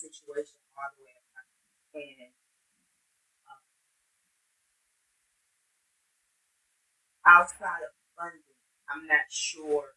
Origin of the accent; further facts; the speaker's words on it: Flint, Michigan, United States; also born or lived in Lansing, Michigan; as someone born and raised in Flint, still has family in Flint, who is in Flint a lot